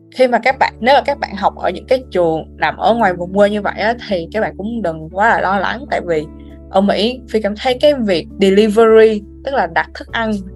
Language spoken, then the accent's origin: Vietnamese; Vietnam; now in United States